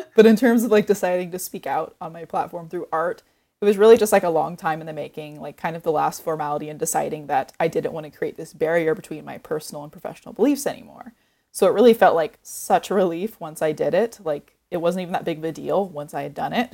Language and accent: English; Oregon coast, United States; I grew up on the Oregon coast